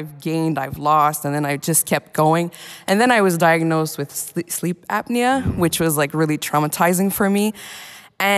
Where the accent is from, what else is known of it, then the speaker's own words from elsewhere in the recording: Montreal, Quebec, Canada; I'm from Montreal, Canada